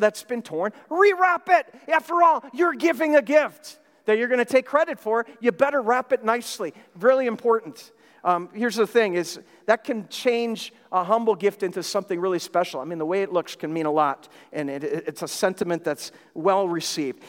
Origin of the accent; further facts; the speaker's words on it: Minnesota, United States; moved away; I'm from Minnesota. I grew up there, have many memories of growing up there in Christmas time